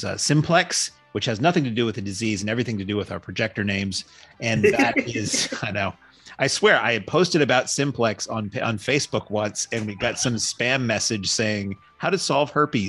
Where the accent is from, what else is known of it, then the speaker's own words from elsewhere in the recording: New Hampshire, United States; I grew up in New Hampshire, and this would be, let's say, born in 74.